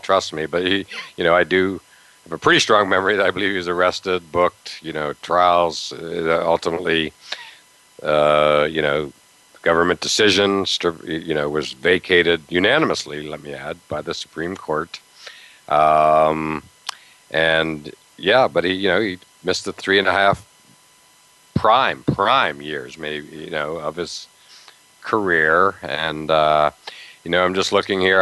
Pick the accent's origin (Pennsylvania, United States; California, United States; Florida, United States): Pennsylvania, United States; Western; moved away; growing up in Western Pennsylvania, two hours away